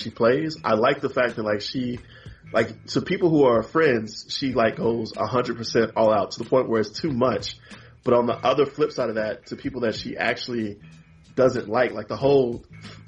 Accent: Huntsville, Alabama, United States; As a person from a small town, I'm from Huntsville

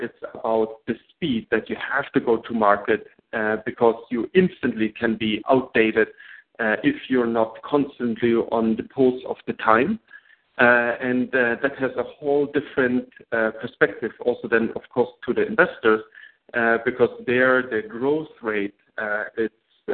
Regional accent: Germany; English is a second language; moved away as an adult; now in New York, United States

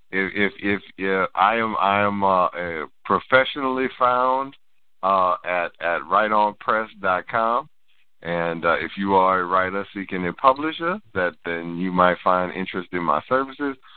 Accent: New Orleans, Louisiana, United States; I I am from New Orleans, just like the rest of the group.

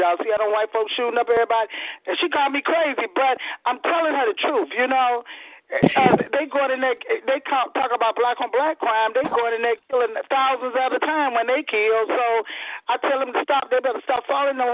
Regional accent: St. Louis, Missouri, United States; also born or lived in California / New Orleans / Alabama; now in Georgia, United States; I'm from St. Louis.

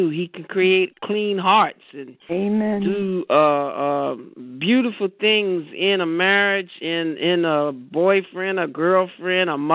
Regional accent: New York City, New York, United States; I'm from New York City

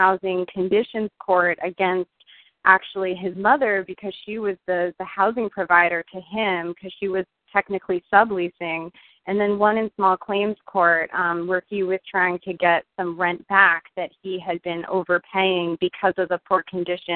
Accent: Westchester County, New York, United States; moved away as an adult; now in Washington, D.C., United States; I was born and raised in Westchester County, 45 minutes northwest of New York City

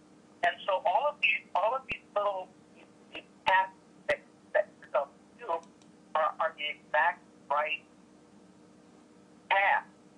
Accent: Illinois, United States; I speak UK English, American English, and then what I grew up with outside of Chicago, Hispanic.

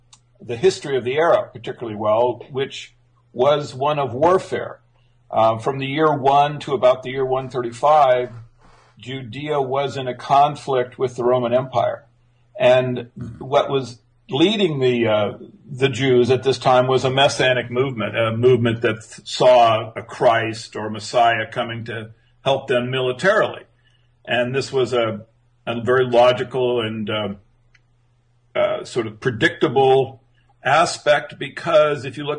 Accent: Japan; And I grew up in Japan.

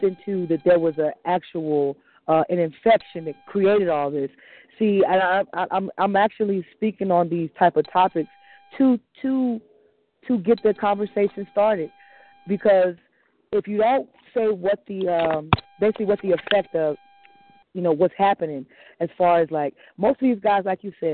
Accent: United States; I was born in America

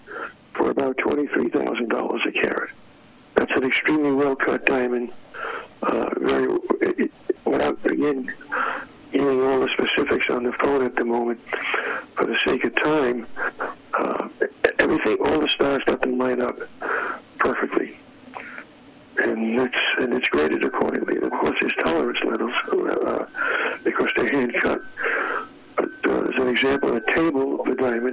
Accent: New York City, New York, United States; I was a Democrat growing up in New York City

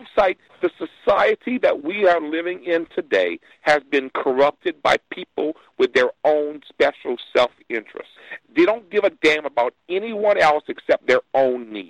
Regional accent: Louisiana, United States; I am from Louisiana. I'm only about an hour south of Baton Rouge

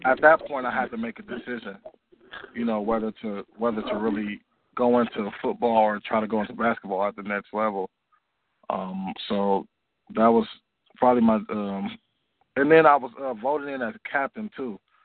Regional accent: Oakland, California, United States; I grew up in Oakland, California

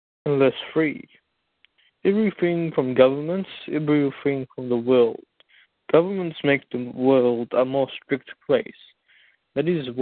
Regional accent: United States; now in Jamaica; I was raised in America

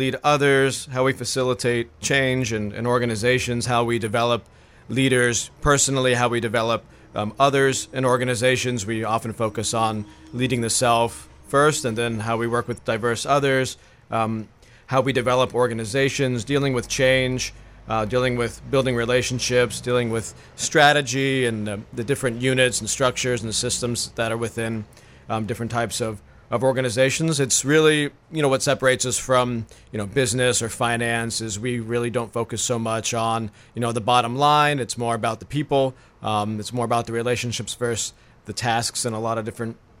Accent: Tampa, Florida, United States; moved away as an adult; also born or lived in Tallahassee, Florida; now in Brunswick, United States; originally from Tampa, Florida. Lived there most of my life

